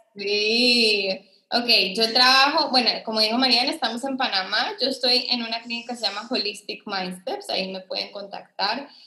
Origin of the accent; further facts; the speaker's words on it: Costa Rica; also born or lived in Colombia; yo soy de Costa Rica